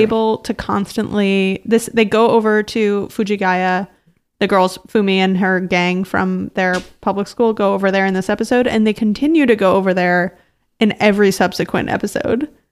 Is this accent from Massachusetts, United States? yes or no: yes; Brookline, Massachusetts, United States; also born or lived in Cambridge, Massachusetts; I moved from Cambridge to Brookline, Massachusetts when I was between second and third grade